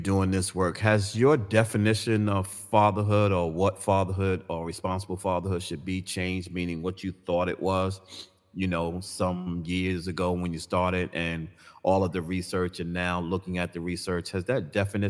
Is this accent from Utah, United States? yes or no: no; New York City, New York, United States; both of us are from New York, you're from Manhattan, I'm from Brooklyn